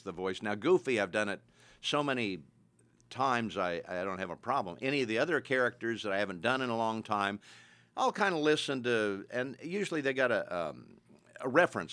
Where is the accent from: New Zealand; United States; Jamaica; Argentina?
United States; Kansas; moved away as an adult; also born or lived in Bonham, Texas / Frederick, Oklahoma / Dallas, Texas; back to my hometown in, uh, Kansas.